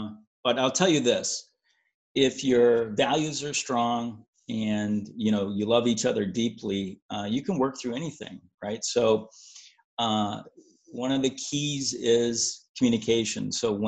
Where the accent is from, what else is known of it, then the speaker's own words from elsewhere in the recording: Augsburg, Bavaria, Germany; Well, like I said, I grew up in Europe, but my hometown, I was born in Augsburg, Germany.